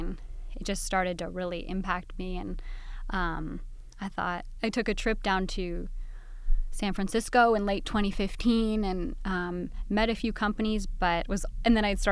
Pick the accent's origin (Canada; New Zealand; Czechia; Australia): Canada; moved away as an adult; now in Southern California, United States; I'm originally from Canada, now living here in Southern California